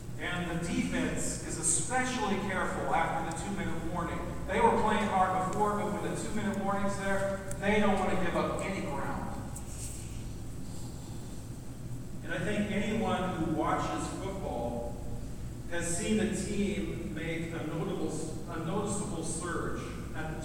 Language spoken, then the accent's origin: English; United States; we're American